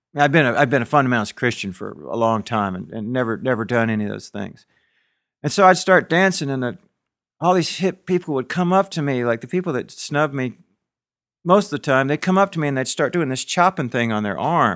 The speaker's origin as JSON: {"language": "English", "region": "the South", "country": "United States", "tie": "born or raised there", "also_born_or_lived": "California", "said": "I grew up in the South um, and didn't fit in here. My family was a Yankee family. They moved me here when I was little"}